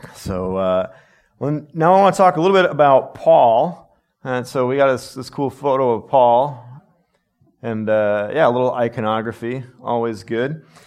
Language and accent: English; United States; as American people